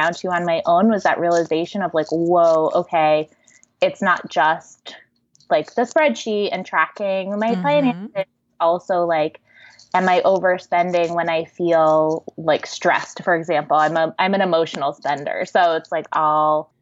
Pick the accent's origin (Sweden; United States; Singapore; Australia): United States; East Coast; moved away as an adult; now in California, United States; move to California, because I grew up on the East Coast